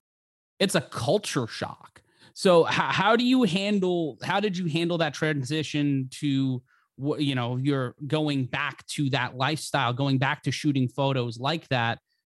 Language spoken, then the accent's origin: English; New York City, New York, United States; I grew up in New York City, and I still live in town